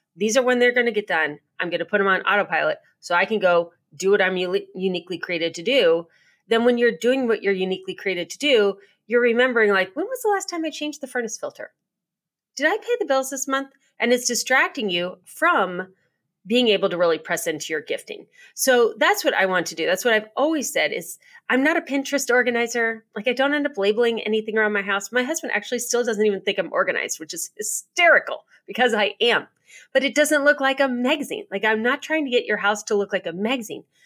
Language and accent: English; United States; being an American and living in America